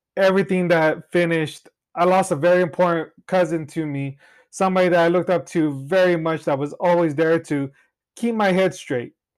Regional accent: Cutler, California, United States; now in Clovis, United States; I've been born and raised in Cutler, Rosee, California

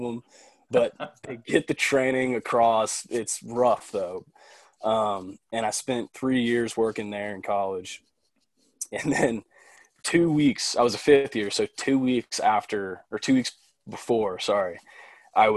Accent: Dallas, Texas, United States; also born or lived in Oxford, Mississippi; I'm 24 from Dallas. I born and raised in Dallas

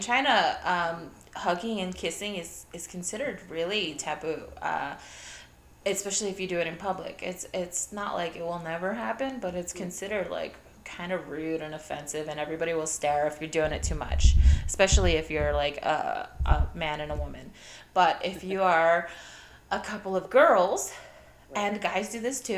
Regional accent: Puerto Rico; also born or lived in Ohio, United States; I'm from Puerto Rico, and when I was really young, this was like, we moved from Ohio

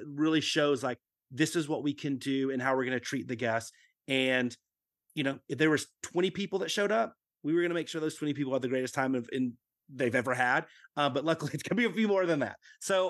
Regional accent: Dallas, Texas, United States; in growing up in Dallas-Fort Worth, yeah, there might have been some every now and then a showing of a Godzilla film

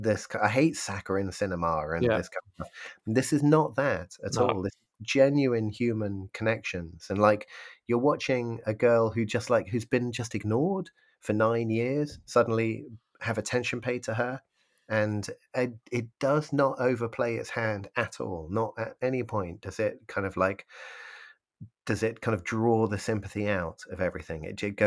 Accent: United Kingdom; I know that I'm British, but I'm just going to lump everyone in culturally together.

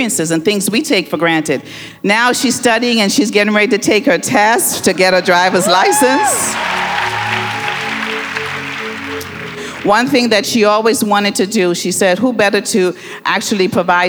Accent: Bahamas; moved away as an adult; now in Detroit, United States; I grew up in the Bahamas

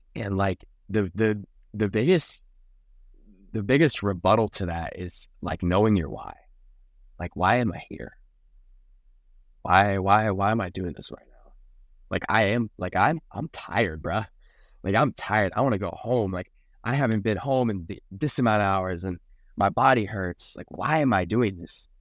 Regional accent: South Florida, United States; born and raised in South Florida

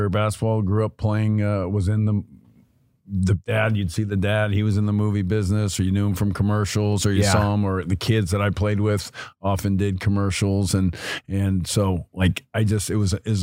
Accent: Los Angeles, California, United States; also born or lived in Burbank / Bronx, New York; I grew up in Hollywood, L.A. North Hollywood was what it was called when I grew up

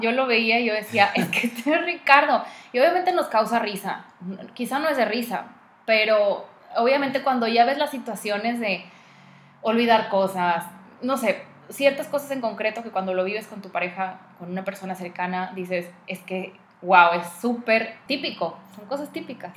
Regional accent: Mexico; aún siendo mexicana

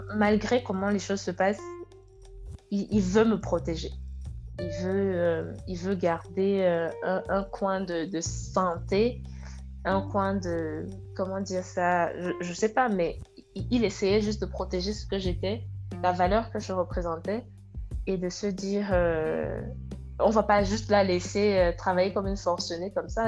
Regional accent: West Cameroon, Cameroon; moved away as an adult; also born or lived in Senegal; now in France; je suis originaire de l'ouest du Cameroun

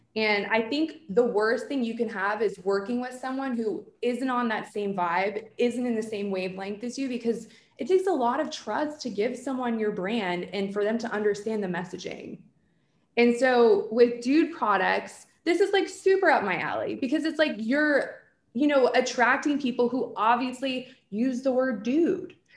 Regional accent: New Jersey, United States; I'm from Jersey

